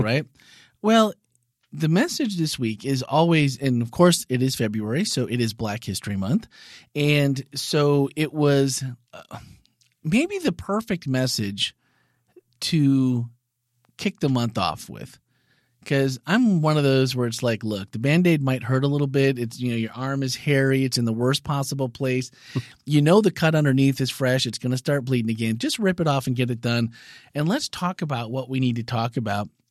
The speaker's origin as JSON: {"language": "English", "town": "Green Bay", "region": "Wisconsin", "country": "United States", "tie": "born or raised there", "moved": "as an adult", "said": "was born and raised in Titletown, Wisconsin, Green Bay, Wisconsin. Yep. 29 years lived there"}